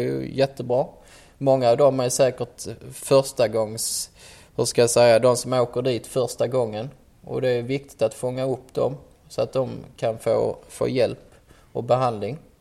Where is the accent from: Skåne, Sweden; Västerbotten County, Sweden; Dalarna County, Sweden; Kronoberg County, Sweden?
Skåne, Sweden; Ystad; moved away as an adult; also born or lived in Malmö; now in Stockholm, Sweden; jag kommer från Skåne som de flesta hör och kommer ifrån eh, den fantastiskt trevliga staden Ystad, Wallanderstaden